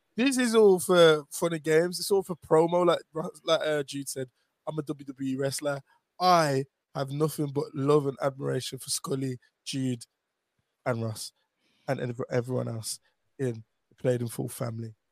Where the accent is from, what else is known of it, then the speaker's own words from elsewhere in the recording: Birmingham, West Midlands, United Kingdom; I am from Birmingham